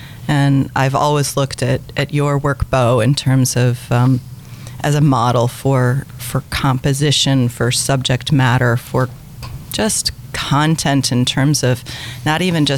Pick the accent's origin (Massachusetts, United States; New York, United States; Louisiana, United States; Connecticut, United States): New York, United States; Brooklyn; I am from Brooklyn.